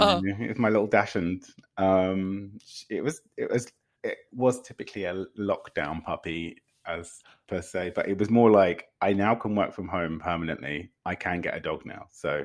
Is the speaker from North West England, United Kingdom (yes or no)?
no; Windsor, South East England, United Kingdom; now in London, United Kingdom; No, I'm originally from Windsor.